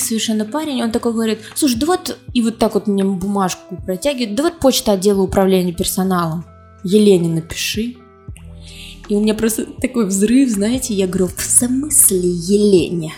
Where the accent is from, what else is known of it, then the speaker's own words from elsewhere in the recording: Kazan, Tatarstan, Russia; moved away as an adult; also born or lived in Moscow; Я родилась в Казани, я татарка